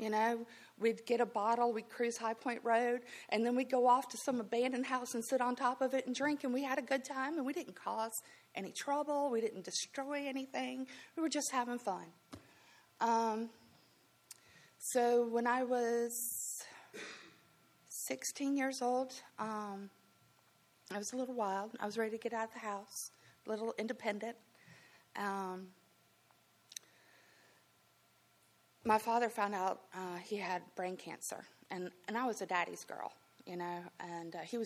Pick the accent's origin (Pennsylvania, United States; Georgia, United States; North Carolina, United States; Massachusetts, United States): North Carolina, United States; Greensboro; also born or lived in Florida; I grew up here in Greensboro, right? I'm from Florida, but I grew up here. And grew up in the northwest side of Greensboro